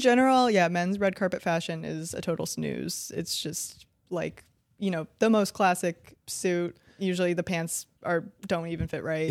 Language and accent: English; Colorado, United States; I'm from Colorado